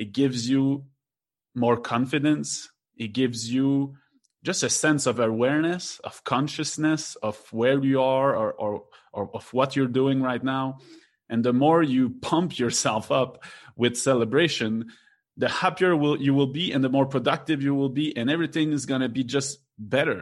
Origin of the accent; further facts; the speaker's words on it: Quebec, Canada; now in Mexico; I'm from Quebec